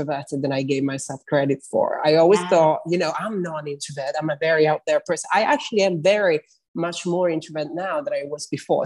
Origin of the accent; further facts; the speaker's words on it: Italy; moved away as an adult; also born or lived in London, United Kingdom / North East England / Middle East; now in New York City, United States; I am Italian. I grew up in Italy. Then I moved to England when I was 21